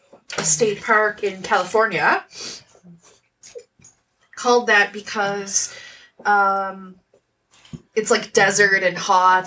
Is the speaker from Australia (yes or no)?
yes; Australia; I'm not. I'm Australian.